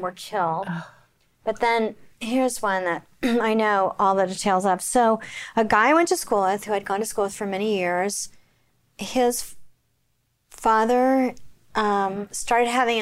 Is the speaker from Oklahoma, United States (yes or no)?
yes; Oklahoma City, Oklahoma, United States; I grew up in Oklahoma